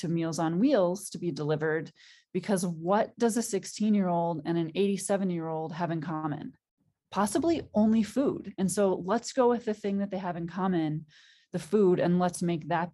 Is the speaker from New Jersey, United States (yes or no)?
no; Green Bay, Wisconsin, United States; now in Hamilton, Montana, United States; I grew up in outside of Green Bay, Wisconsin